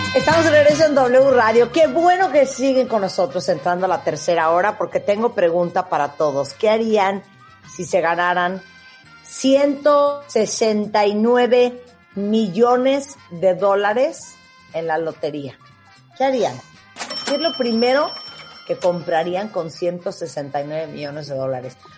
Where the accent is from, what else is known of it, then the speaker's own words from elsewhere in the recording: Mexico; nosotros en México